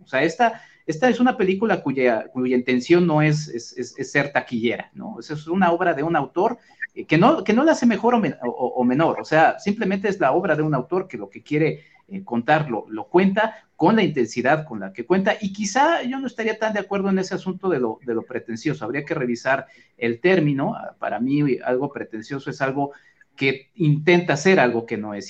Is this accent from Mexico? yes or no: yes; Mexico